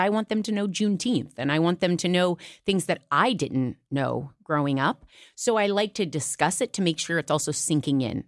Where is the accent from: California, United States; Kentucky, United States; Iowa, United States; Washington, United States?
Iowa, United States; moved away; I'm from Iowa